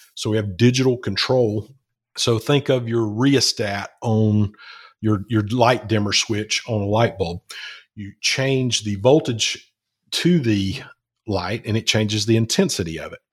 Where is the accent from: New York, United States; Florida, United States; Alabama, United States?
Alabama, United States; Alabama, which is where I'm